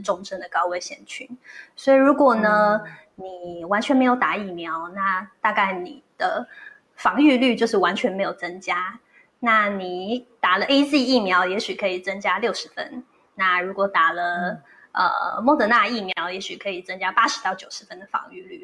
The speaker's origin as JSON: {"language": "Chinese", "country": "Taiwan", "said": "在我们台湾人的习俗"}